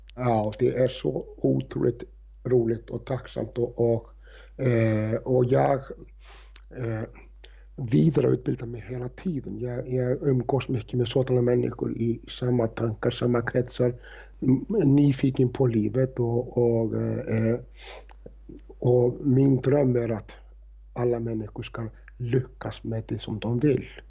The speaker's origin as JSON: {"language": "Swedish", "town": "Reykjavik", "region": "Capital Region", "country": "Iceland", "tie": "born or raised there", "moved": "yes", "said": "när jag jobbade i Reykjavik, i, i stallsamhället Faukur där, där jag är uppvuxen"}